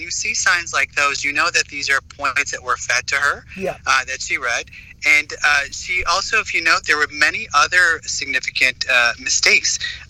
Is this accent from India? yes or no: yes; Jammu and Kashmir, India; moved away; also born or lived in United States; I was born and raised in Kashmir, was then educated in the United States, but Kashmir is still very, very close to my heart.